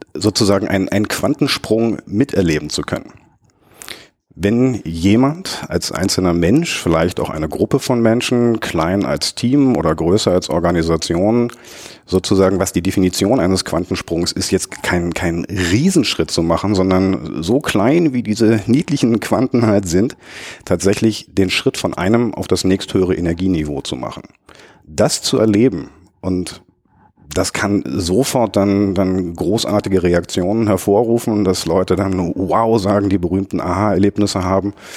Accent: Berlin, Germany; Berliner, gebürtiger Berliner, einer der, der, der letzten verbliebenen Eingeborenen

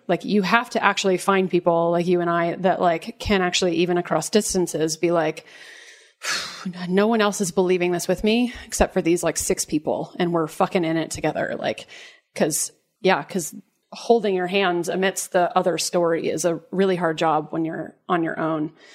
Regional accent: Dallas, Texas, United States; I grew up in the South, in Dallas, in Texas

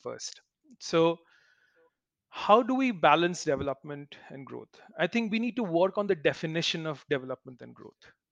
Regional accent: Kolkata, West Bengal, India; when I was young in Calcutta, growing up in Calcutta

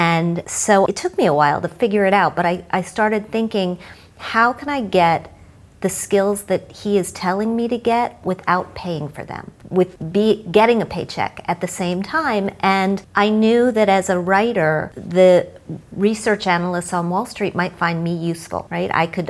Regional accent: Midwest, United States; So I grew up in the Midwest. My parents were teachers.

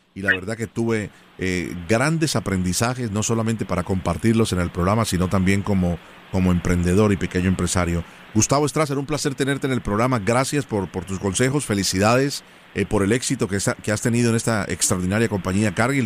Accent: Colombia; now in United States; yo soy colombiano

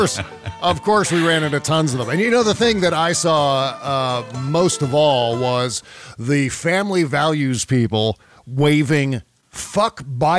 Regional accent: Fairfax, Virginia, United States; moved away; I grew up in Fairfax. I spent the first 18, 19 years of my life in Fairfax.

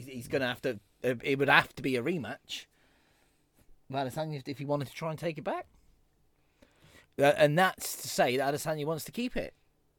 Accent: Cornwall, South West England, United Kingdom; I'm Cornish, mate

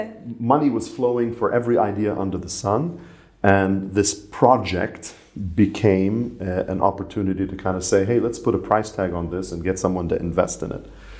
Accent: Ras Tanura, Eastern Province, Saudi Arabia; And I grew up in Saudi Arabia.

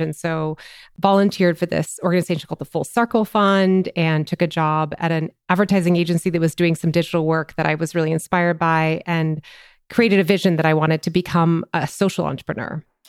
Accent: Minnesota, United States; moved away as an adult; also born or lived in upstate New York; I'm a Minnesotan. I grew up in Minnesota

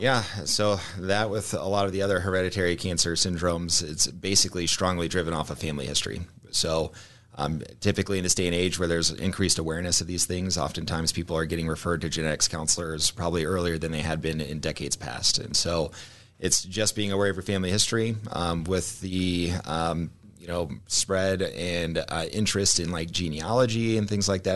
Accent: Omaha, Nebraska, United States; I'm from Omaha, uh, born and raised

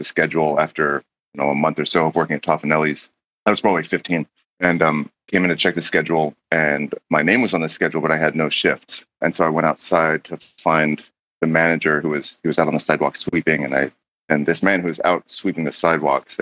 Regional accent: Grass Valley, California, United States; also born or lived in Canberra, Australia; now in New York, United States; my hometown of Grass Valley

